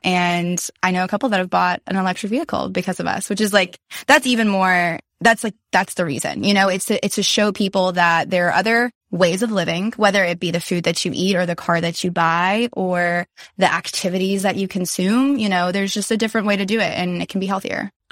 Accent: Nashville, Tennessee, United States; growing up in Nashville

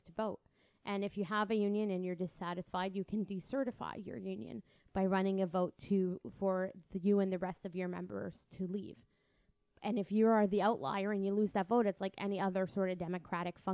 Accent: Windsor, Ontario, Canada; I'm from Windsor. It takes 30 minutes to get to Detroit

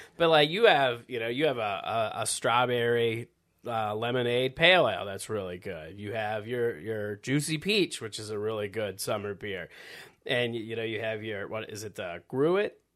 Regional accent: Midwest, United States; I grew up in the Midwest

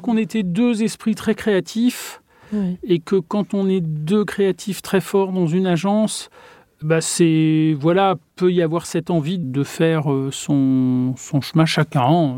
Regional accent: Touraine, Centre-Val de Loire, France; dans ma région d'origine, il y a une, architecture qui a une certaine douceur

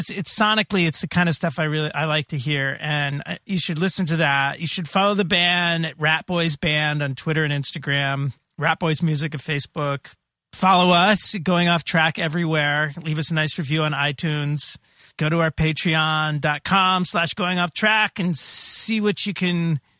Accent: Indiana, United States; born there; Oh, so you know, I was born in Indiana.

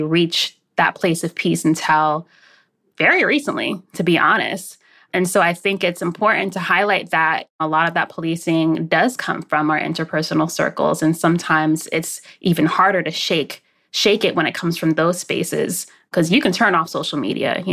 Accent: the South, United States; now in New York City, United States; growing up in the South

